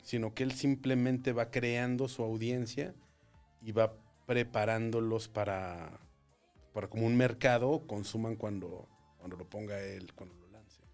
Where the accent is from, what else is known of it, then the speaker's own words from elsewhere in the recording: Torreón, Coahuila, Mexico; moved away; Yo soy de Torreón.